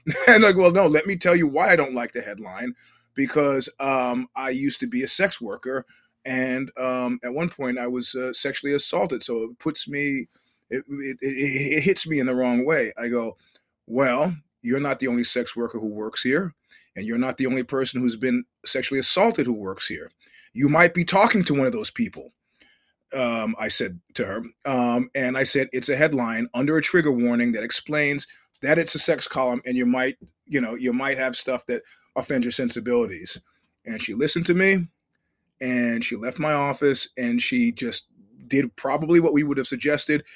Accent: New York City, New York, United States; having grown up in New York City

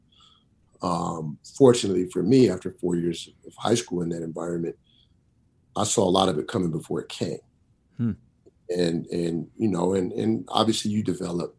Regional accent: Seattle, Washington, United States; now in Missoula, United States; Growing up in Rainier Valley, you know, I played sports at Rainier Beach Community Center, far south Seattle as you can get

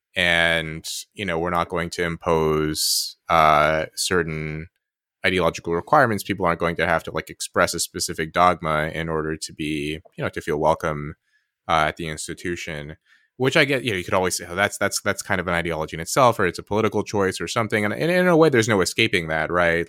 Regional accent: United States; I'm American

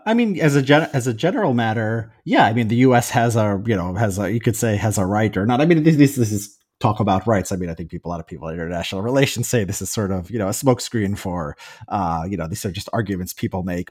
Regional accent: United States; I'm an American

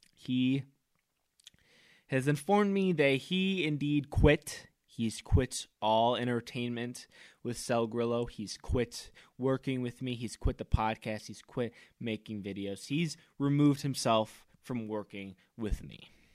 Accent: United States; me being American

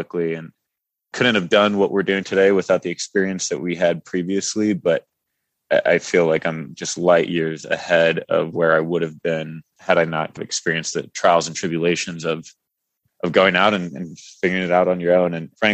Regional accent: San Antonio, Texas, United States; moved away as an adult; also born or lived in Salt Lake City / New York / Denver, Colorado; I was born and raised in San Antonio, Texas

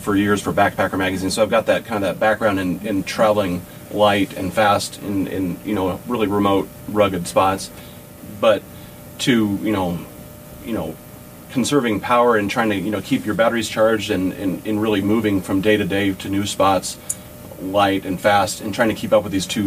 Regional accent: Western Oregon, United States; now in Boise, United States; I grew up in Western Oregon

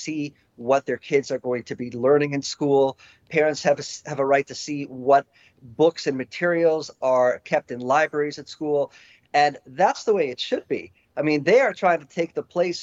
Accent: Florida, United States; my home state, the state of Florida

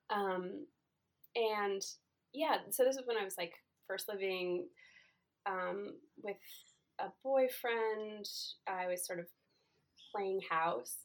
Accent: Silver Spring, Maryland, United States; I grew up in Silver Spring, Maryland

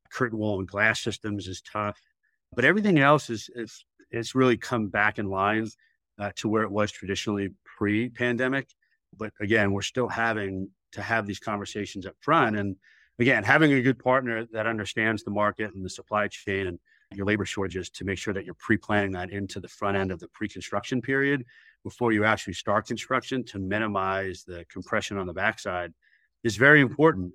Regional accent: New York City, New York, United States; moved away as an adult; now in Charlotte, United States; I originally was a New York City kid

